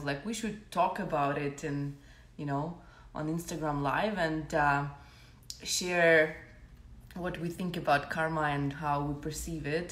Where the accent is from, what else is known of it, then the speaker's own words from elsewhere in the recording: Ukraine; I'm from Ukraine.